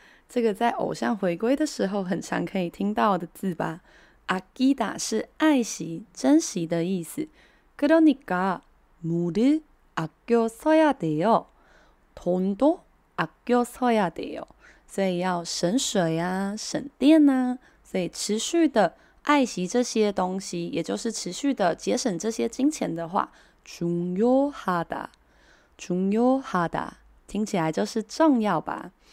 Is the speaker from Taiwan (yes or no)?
yes; Taiwan; 我们台湾人比较习惯的讲法是 A P P